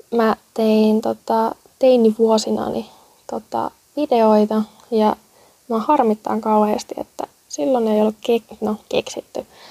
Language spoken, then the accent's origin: Finnish; Kurikka, South Ostrobothnia, Finland; moved away as an adult; now in Helsinki, Finland; Olen Etelä-Pohjanmaan kasvatti. Kurikalle kunniaa.